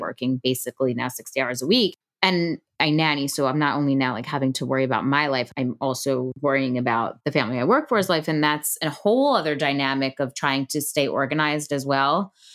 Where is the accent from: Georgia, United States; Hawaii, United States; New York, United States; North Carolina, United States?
New York, United States; Long Island; I grew up on Long Island